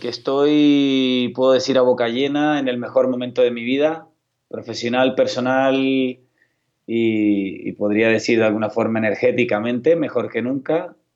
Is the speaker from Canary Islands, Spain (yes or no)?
yes; Canary Islands, Spain; Sí, yo como buen canario hablo a una velocidad parecida a la de los argentinos, pero si quiero hacerme entender, también sé frenar.